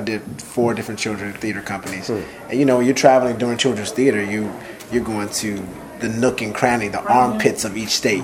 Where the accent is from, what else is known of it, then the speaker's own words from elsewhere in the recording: Los Angeles, California, United States; also born or lived in Illinois / Pennsylvania; from here, uh, born and raised